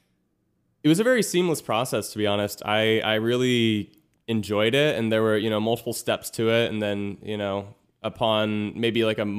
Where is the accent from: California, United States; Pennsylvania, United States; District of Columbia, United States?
California, United States; Manhattan Beach; I'm 27 and I'm from Manhattan Beach, California.